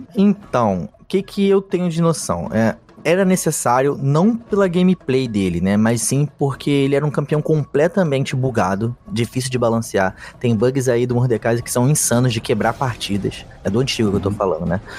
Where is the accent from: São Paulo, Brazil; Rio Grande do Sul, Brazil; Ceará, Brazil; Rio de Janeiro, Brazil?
Rio de Janeiro, Brazil; accent: carioca; Sou carioca, moro no Rio a minha vida toda